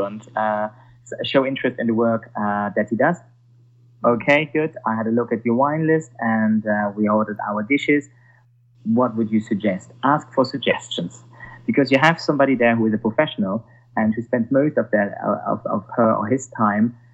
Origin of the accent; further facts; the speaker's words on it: Germany; accent: Germanic; English is a second language; now in London, United Kingdom; I'm German, so when I come up with my Germanic accent